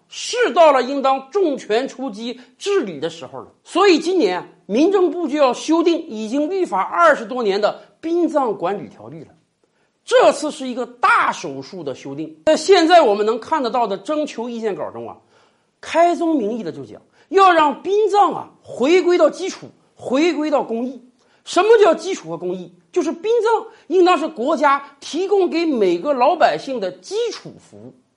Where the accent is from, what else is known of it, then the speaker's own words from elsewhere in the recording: China; 我们中国人是有着入土为安的习惯的